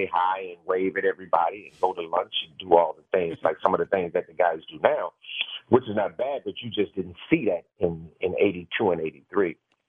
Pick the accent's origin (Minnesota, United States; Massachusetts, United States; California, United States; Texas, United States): California, United States; Los Angeles; I had two earrings in my ear and I came from Los Angeles.